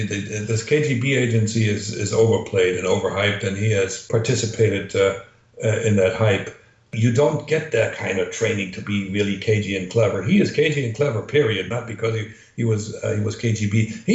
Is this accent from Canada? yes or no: yes; Canada; As a Canadian